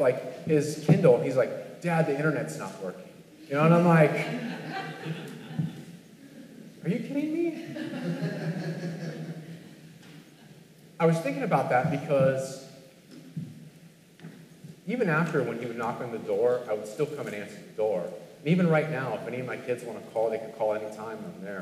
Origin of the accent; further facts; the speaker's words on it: California, United States; growing up in California